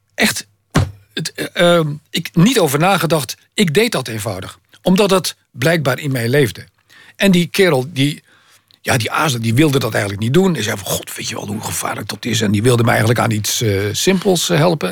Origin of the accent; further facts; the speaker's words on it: Maassluis, South Holland, Netherlands; Maasluis, waar ik vandaan kom